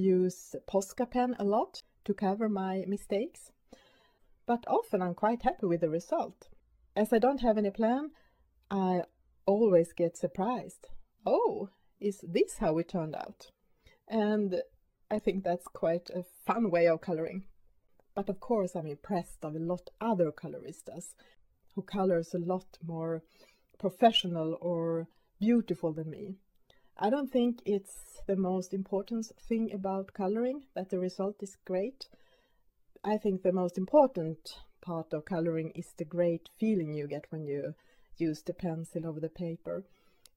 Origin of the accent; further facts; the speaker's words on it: Sweden; first language Swedish; English is a second language; My main language is, of course, Swedish.